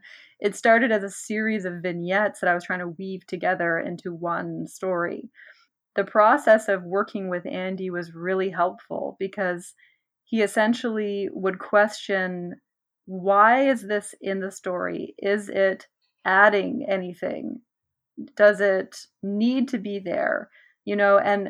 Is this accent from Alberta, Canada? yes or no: no; Nova Scotia, Canada; growing up in Nova Scotia